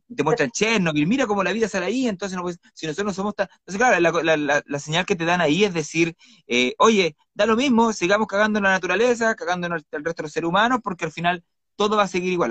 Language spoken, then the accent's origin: Spanish; Iquique, Tarapacá, Chile; moved away as an adult; also born or lived in Santiago; now in Coyhaique, Chile; yo soy de Iquique originalmente, estudié periodismo en la Universidad del Norte